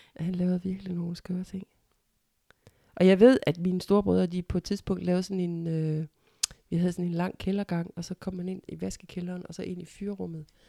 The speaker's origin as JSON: {"language": "Danish", "town": "Ikast", "region": "Central Denmark Region", "country": "Denmark", "tie": "born or raised there", "said": "flyttede til den hvad skal man sige, gade, hvor jeg er vokset op, Nygårds Allé i Ikast"}